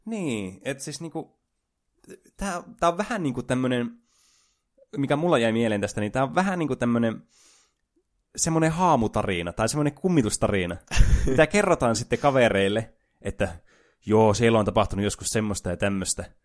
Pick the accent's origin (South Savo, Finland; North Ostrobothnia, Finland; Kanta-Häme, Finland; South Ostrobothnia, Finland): North Ostrobothnia, Finland; Oulu; täällä Oulussa, missä me juonetaan tätä ohjelmaa, joka niille, jotka eivät tienneet, että olemme oululaisia